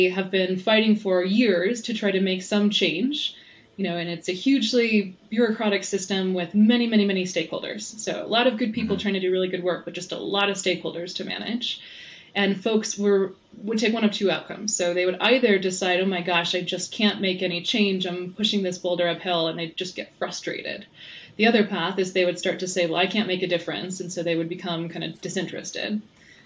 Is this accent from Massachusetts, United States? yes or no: no; Iowa, United States; now in Louisville, Colorado, United States; a kid growing up in Iowa.